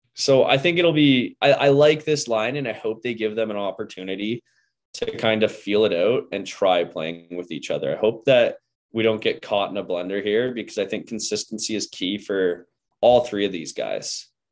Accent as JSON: {"language": "English", "town": "Port Hope", "region": "Ontario", "country": "Canada", "tie": "born or raised there", "said": "Port Hope, Ontario, my, like, my hometown"}